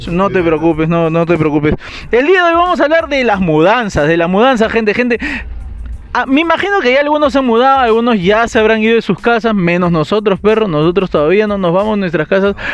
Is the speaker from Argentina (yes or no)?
no; Magdalena del Mar, Lima, Peru; yo sí me he mudado dos veces en mi vida. Con toda mi familia nos fuimos de desde Magdalena el Mar a San Gabriel, Vía María del Triunfo.